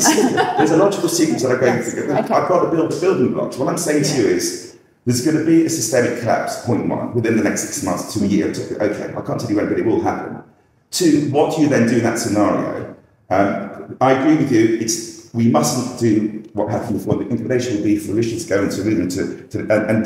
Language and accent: English; England, United Kingdom; We're passive as English